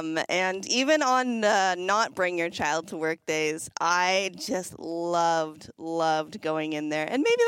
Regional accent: an hour and a half from Toronto, Ontario, Canada; we lived an hour and a half away from Toronto.

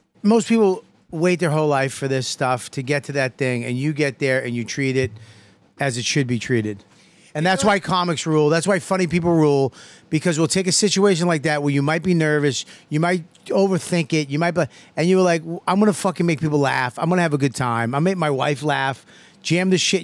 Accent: Boston, Massachusetts, United States; The first time I sold out the Wilbur in my hometown

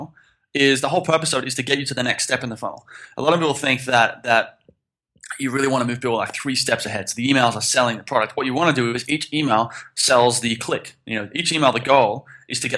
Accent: Sydney, New South Wales, Australia; moved away as an adult; also born or lived in Philippines; now in Thailand; I grew up in Sydney

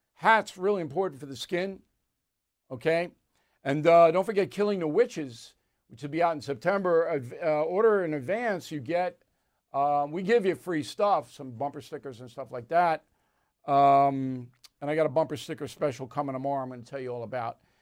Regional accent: Levittown, New York, United States; I grew up in Levittown

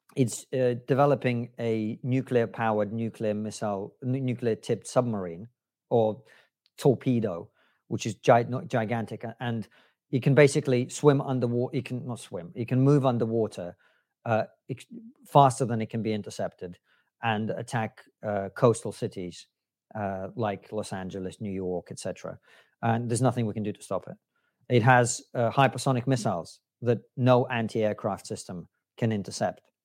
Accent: Moscow, Russia; moved away; as a kid growing up in Moscow

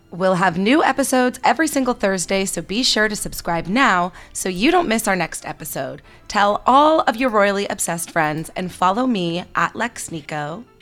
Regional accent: Canada; now in California, United States; I'm Canadian

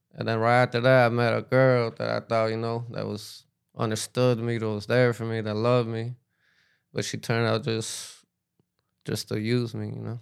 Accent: Miami, Florida, United States; also born or lived in New York / Peru; I grew up in Miami

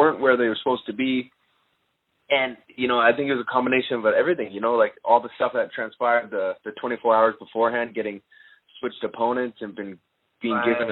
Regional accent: Canada; I'm Canadian

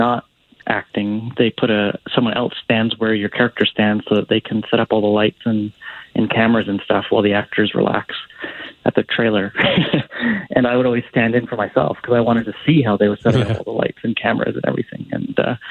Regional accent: Vancouver, British Columbia, Canada; I grew up in Vancouver

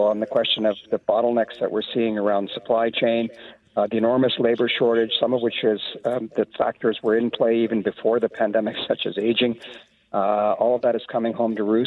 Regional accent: Canada; to me as a Canadian, to me as a minority

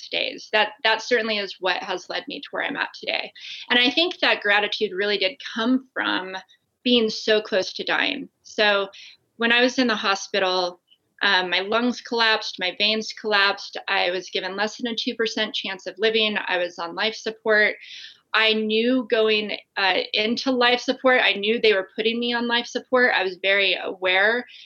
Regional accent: Las Vegas, Nevada, United States; I grew up in Las Vegas

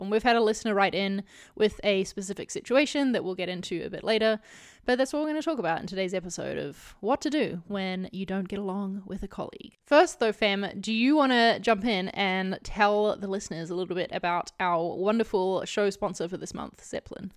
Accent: New Zealand; as a New Zealander

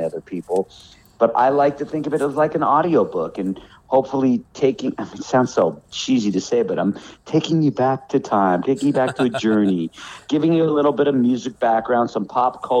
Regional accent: Los Angeles, California, United States; moved away as an adult; now in North Carolina, United States; my town is Hollywood. When I was a little kid, I was on the Sunset Strip. I was always in Hollywood.

